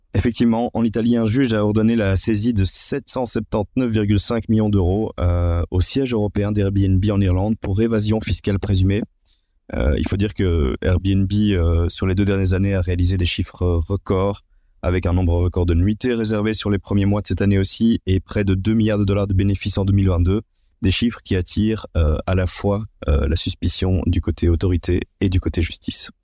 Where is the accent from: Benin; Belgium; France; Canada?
Belgium; chez nous en Belgique